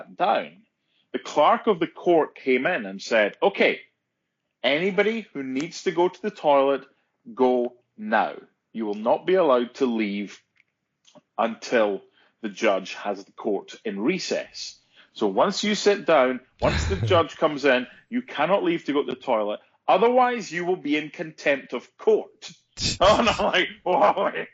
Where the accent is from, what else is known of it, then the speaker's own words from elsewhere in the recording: United Kingdom; moved away as an adult; now in United States; I was from the United Kingdom